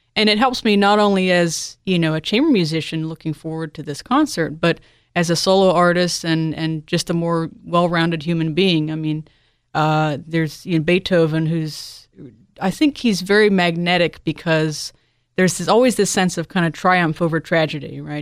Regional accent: Delaware, United States; I was born in Delaware

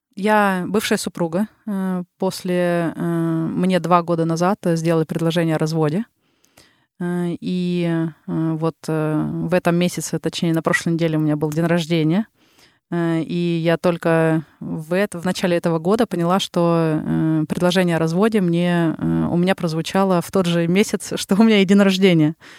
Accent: Yekaterinburg, Sverdlovsk Oblast, Russia; accent: Ural; moved away as an adult; also born or lived in Saint Petersburg, Russia; now in Helsinki, Finland; я родом э, с Урала, и 11 лет э, жила как … из Екатеринбурга меня называли

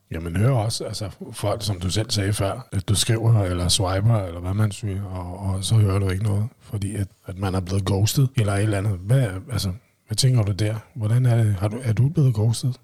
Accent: Vestegnen, Capital Region of Denmark, Denmark; Jeg kommer også fra Vestegnen

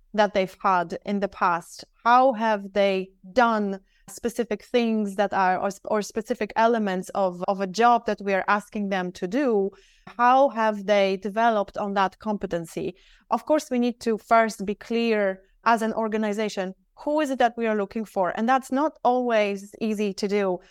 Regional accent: Poland; also born or lived in Dublin, Ireland; now in Singapore; I live in Singapore. However, I'm actually from Poland.

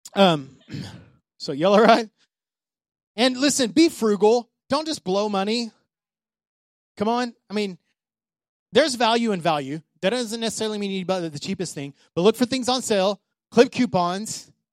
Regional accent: Odessa, Texas, United States; moved away; Odessa, my hometown

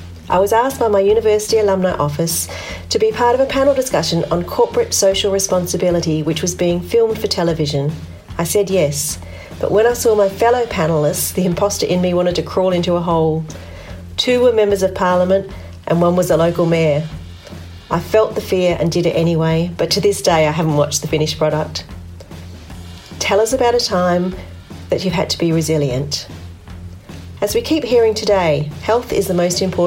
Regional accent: Liverpool, North West England, United Kingdom; also born or lived in Lancashire; now in Perth, Australia; was born in Liverpool and I identify as a Northern Power woman

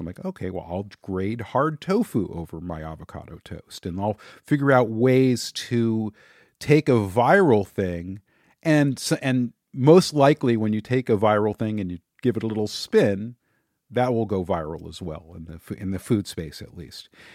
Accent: Los Angeles, California, United States; I grew up in the San Fernando Valley. It's a suburb of Los Angeles.

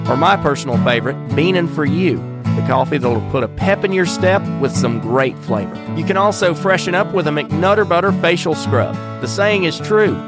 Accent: Wilkesboro, North Carolina, United States; accent: southern; the former Journal Patriot here in my hometown, which is now known as Masthead

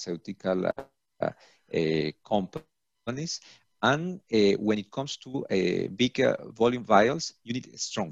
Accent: Colombia; now in Paris, France; I am from Colombia

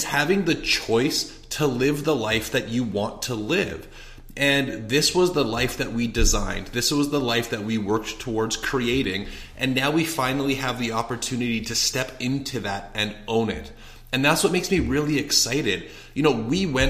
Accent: Edmonton, Alberta, Canada; moved away as an adult; now in Scottsdale, United States; we're from Edmonton, Alberta, Canada, kind of north of Montana, if you're from the US. And last week we ventured out and we moved from Canada

